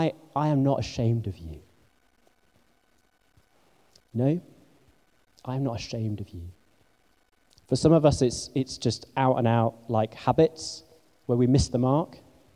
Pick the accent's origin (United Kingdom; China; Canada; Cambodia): United Kingdom; England; Believe me, you know, I'm English and I feel strange most of the time.